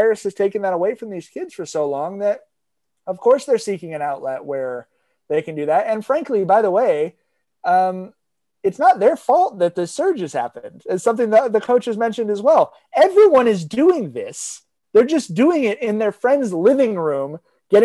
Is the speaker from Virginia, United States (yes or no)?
no; Long Beach, California, United States; I grew up in Long Beach.